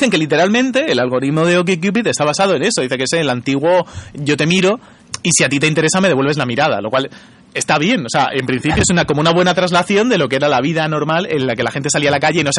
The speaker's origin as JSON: {"language": "Spanish", "region": "Region of Murcia", "country": "Spain"}